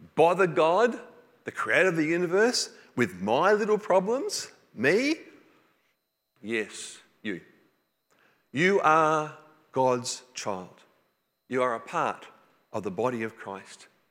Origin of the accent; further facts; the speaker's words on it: New South Wales, Australia; I grew up in New South Wales